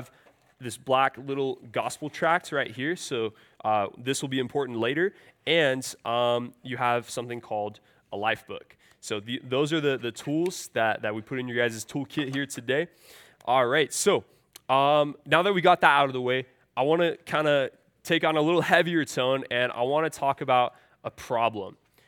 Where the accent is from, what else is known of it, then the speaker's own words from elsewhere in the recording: California, United States; I'm from the San Francisco Bay Area.